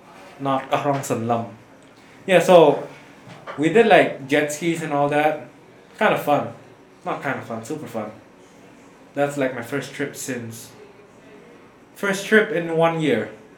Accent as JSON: {"language": "English", "country": "Cambodia", "said": "I'm not American, I'm Cambodian."}